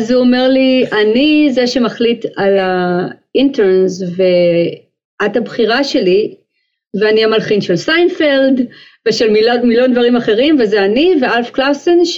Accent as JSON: {"language": "Hebrew", "town": "Haifa", "region": "Haifa District", "country": "Israel", "tie": "born or raised there", "said": "אני באה ממשפחה מאוד מוזיקלית, הסבא והסבתא שלי מצד אמי ניגנו גיטרה ומנדולינה, היו עושים לנו קונצרטים כאלה כשהיינו ילדים בחיפה"}